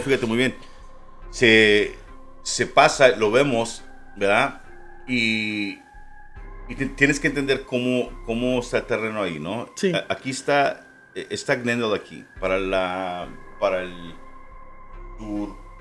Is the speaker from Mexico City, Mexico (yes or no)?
no; Ciudad Juárez, Chihuahua, Mexico; also born or lived in El Paso, Texas, United States; yo soy nacido en El Paso. Este, y, pero me crié en Juárez